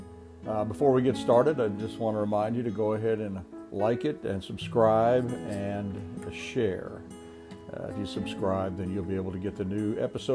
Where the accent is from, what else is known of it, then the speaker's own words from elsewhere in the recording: Anchorage, Alaska, United States; moved away; I grew up in Alaska in Anchorage